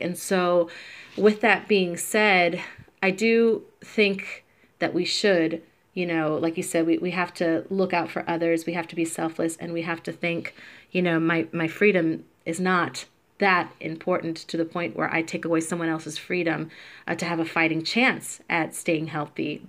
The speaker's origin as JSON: {"language": "English", "region": "Georgia", "country": "United States", "tie": "born or raised there", "also_born_or_lived": "Puerto Rico", "moved": "yes", "lives_now": "Chicago, United States", "said": "I am a Puerto Rican born on the island, but raised in Georgia"}